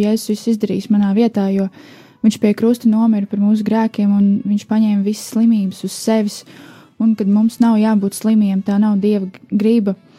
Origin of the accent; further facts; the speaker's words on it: Riga, Latvia; es esmu no Rīgas